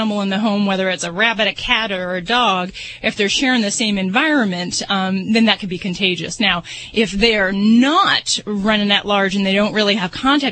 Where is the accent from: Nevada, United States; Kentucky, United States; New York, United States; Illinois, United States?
Nevada, United States; Las Vegas; I'm from Vegas